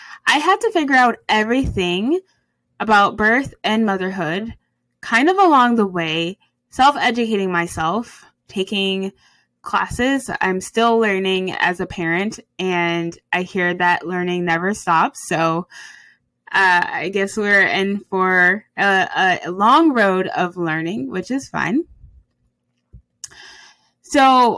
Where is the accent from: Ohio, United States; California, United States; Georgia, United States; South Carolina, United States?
Ohio, United States; Cleveland; I hail from Cleveland, Ohio